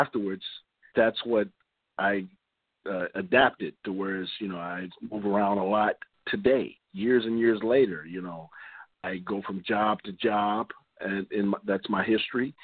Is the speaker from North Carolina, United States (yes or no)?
no; Chicago, Illinois, United States; also born or lived in Florida; I was born in Florida, and at the age of one, I was here in Chicago with my parents and grew up here